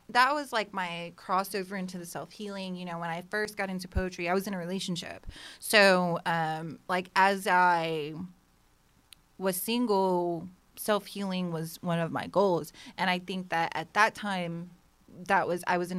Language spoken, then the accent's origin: English; Las Vegas, Nevada, United States; now in Houston, United States; I moved here from Vegas.